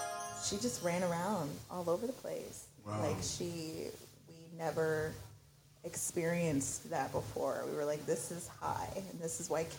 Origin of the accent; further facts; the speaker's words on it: Baltimore, Maryland, United States; also born or lived in Port St. Lucie, Florida / Upper Marlboro, Maryland; now in Florida, United States; I was born in Baltimore. Okay. So I'm a Maryland girl